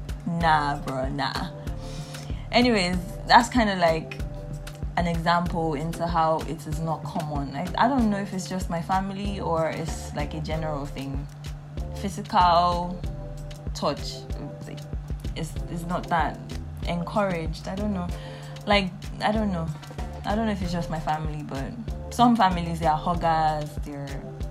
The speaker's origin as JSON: {"language": "English", "country": "Nigeria", "tie": "born or raised there", "said": "I am Nigerian in my 20s, and I feel like that's like a name that encompasses all of my experiences as a young adult in Nigeria, growing up in Nigeria, and being Nigerian"}